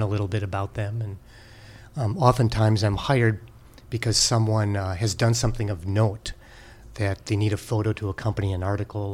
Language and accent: English; Green Bay, Wisconsin, United States; moved away as an adult; also born or lived in Rochester, New York / Los Angeles / San Francisco; I grew up there